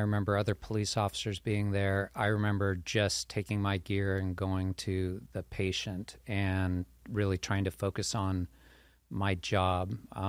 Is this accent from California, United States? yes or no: yes; Torrance, California, United States; I was born in Northern California, kind of moved around a lot when I was young. My dad did some government contract work, but ended up in Torrance. I went to high school in Torrance, so I sort of feel like I'm from Torrance.